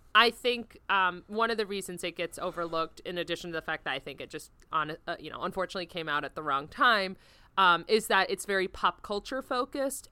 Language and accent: English; Florida, United States; growing up in Florida